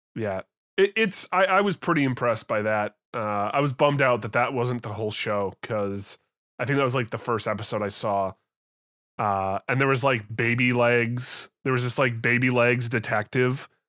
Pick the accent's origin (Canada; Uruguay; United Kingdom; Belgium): Canada; I'm a Canadian.